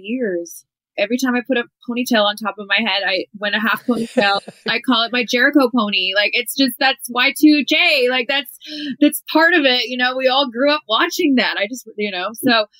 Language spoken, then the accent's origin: English; Canada; moved away as an adult; also born or lived in Mexico; I'm a girl from Canada, but I learned so much from my time there.